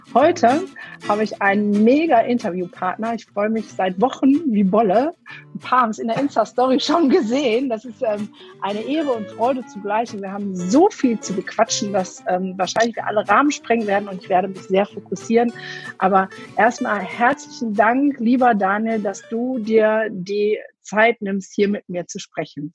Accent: Ruhr area, North Rhine-Westphalia, Germany; Ich komme aus dem Pott

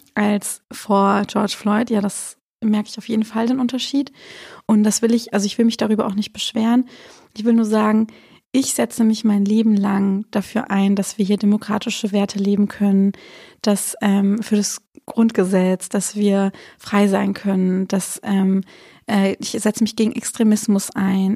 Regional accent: Swabia, Germany; dass ich mich als halt Schwäbin sehe

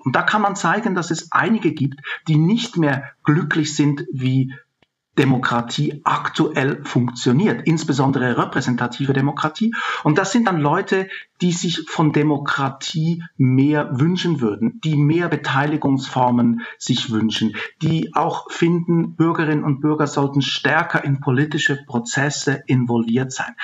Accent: Switzerland; now in Germany; Ich bin in der Schweiz aufgewachsen

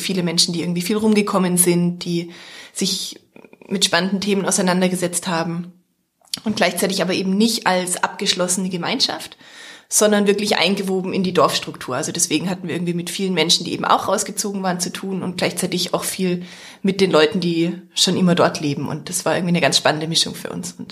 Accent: Heilbronn, Baden-Württemberg, Germany; moved away as an adult; also born or lived in Vienna, Austria; now in Fläming, Germany; habe eigentlich gar keinen dörflichen oder ländlichen Hintergrund. Also ich bin in der Stadt aufgewachsen, in Heilbronn in Baden-Württemberg, bin dann zum Studium nach Wien gegangen und bin damals in Österreich zum ersten Mal aufs Land gezogen.

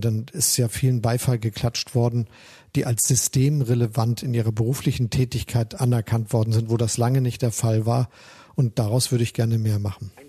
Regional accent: Hamburg, Germany; also born or lived in Osnabrück; Ich bin ja in der Hansestadt Hamburg aufgewachsen, der Freien und Hansestadt Hamburg

